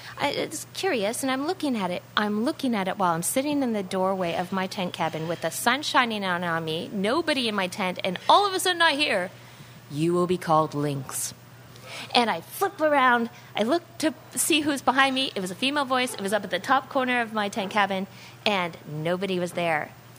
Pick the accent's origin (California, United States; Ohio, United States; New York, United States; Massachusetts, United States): California, United States; Totally. I'm from California. Totally.